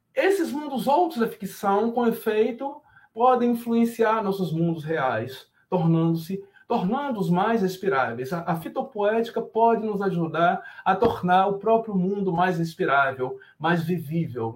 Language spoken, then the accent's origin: Portuguese; Camacan, Bahia, Brazil; now in Rio de Janeiro, Brazil; Meu lugar de fala vegetal é Camacaense, eu nasci em Camacan